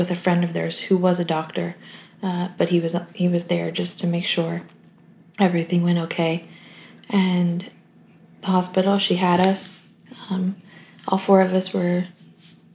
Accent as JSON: {"language": "English", "town": "Delaware", "region": "Ohio", "country": "United States", "tie": "born or raised there", "said": "We grew up in a small town in Ohio called Delaware"}